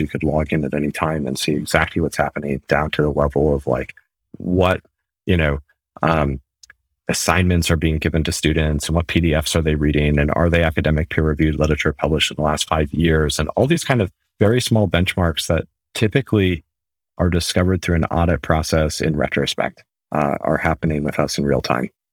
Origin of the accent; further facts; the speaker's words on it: New England, United States; moved away as an adult; also born or lived in United Kingdom / Germany; now in Mountain View, United States; so I'm from America. Uh, the New England area originally, been living in the U K and Germany for most of the last ten or fifteen years.